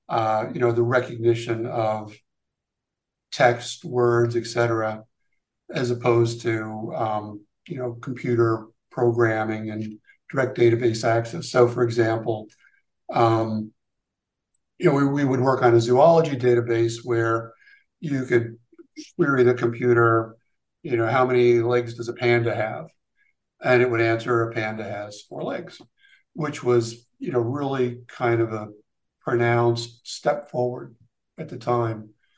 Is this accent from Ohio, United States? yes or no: no; Hawaii, United States; born there; also born or lived in Seattle / California / Afghanistan / Long Island, New York; I was actually born out west. I was born in Hawaii. We moved around a lot when I was younger.